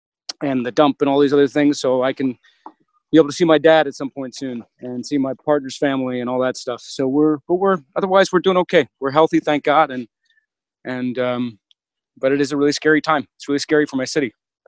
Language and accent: English; New York City, New York, United States; I'm out here in New York. I'm a New York native, so I grew up in New York City. Right now, I'm in upstate New York, so I'm in the woods.